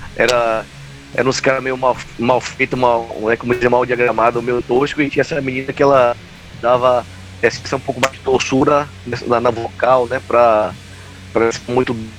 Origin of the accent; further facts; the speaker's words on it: Salvador, Bahia, Brazil; eu cresci coisa na Cidade Baixa, velho, que é uma coisa que na minha época, dos anos 90, todos, as, todos os bairros tinham bandas